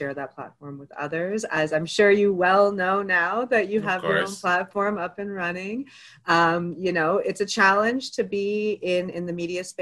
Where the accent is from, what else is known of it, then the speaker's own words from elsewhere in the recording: Toronto, Ontario, Canada; also born or lived in Egypt (ancestry); I was born to Egyptian immigrant parents here in Canada. I grew up mostly in Scarborough